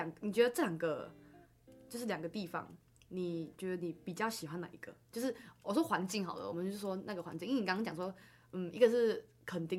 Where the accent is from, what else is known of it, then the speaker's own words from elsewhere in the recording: Malaysia; 没错，你你知道重点是我们还是马来西亚人。